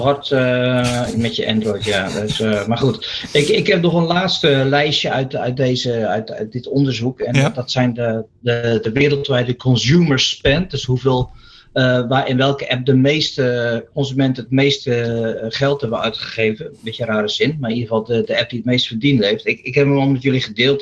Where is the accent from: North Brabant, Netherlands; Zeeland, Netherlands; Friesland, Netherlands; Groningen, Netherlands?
Zeeland, Netherlands; moved away; ik ben een boertje uit Zeeland van oorsprong